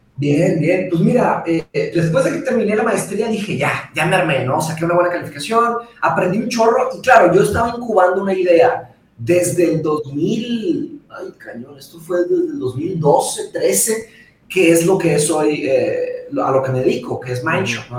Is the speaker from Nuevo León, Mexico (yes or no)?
yes; Monterrey, Nuevo León, Mexico; also born or lived in Brazil; yo nací en Brasil y me vine a Monterrey cuando tenía cinco años, ¿no? ok. muy chiquito